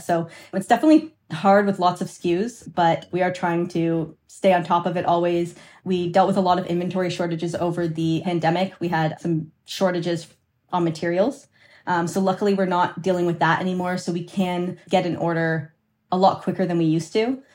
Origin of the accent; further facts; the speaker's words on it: Canada; I'm Canadian, uh, my partner's Canadian, so our business is registered in Canada